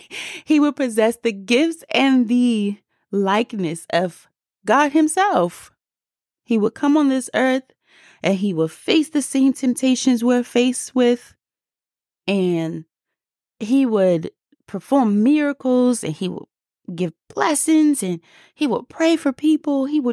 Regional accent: District of Columbia, United States; accent: DC; Sorry, my DC accent came out just a little bit

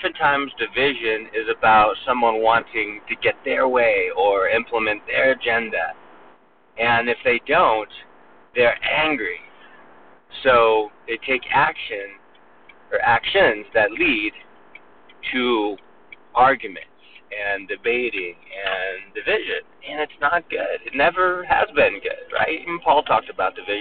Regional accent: Northern California, United States; now in Mobile, United States; I grew up in Northern California

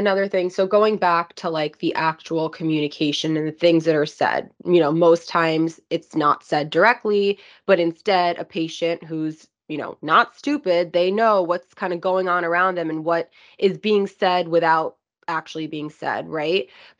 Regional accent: India; I'm Indian, yeah. And I know death is regarded so differently in India than it is here.

